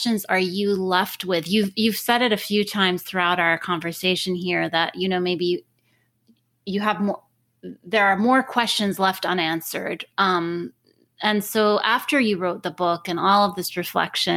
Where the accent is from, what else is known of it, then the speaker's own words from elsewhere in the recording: Lebanon; moved away; in my home country of Lebanon